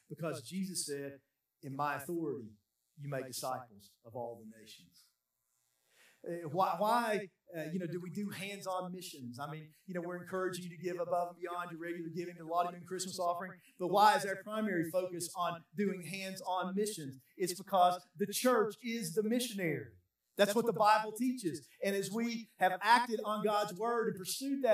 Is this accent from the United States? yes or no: yes; United States; I'm American